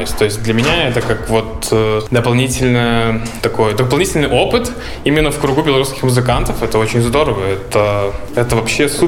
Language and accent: Russian; Belarus; moved away; Э, из Беларуси я, получается, переехал почти уже 4 месяца назад.